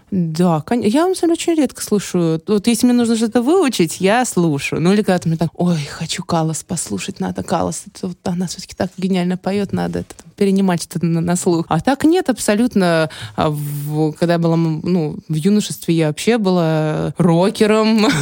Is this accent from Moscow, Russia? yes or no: no; Saint Petersburg, Russia; also born or lived in Ukraine / Khmelnytskyi Oblast; сама я родом с Украины. С двух лет я живу в Санкт-Петербурге.